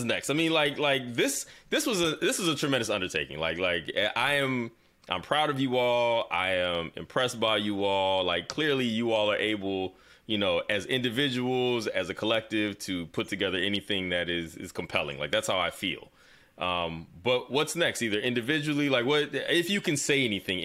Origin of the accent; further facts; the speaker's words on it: the South, United States; as a Southerner